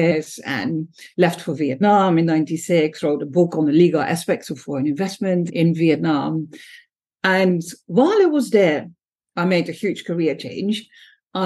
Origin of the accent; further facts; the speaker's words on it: Netherlands; moved away as an adult; now in Singapore; I was born in the Netherlands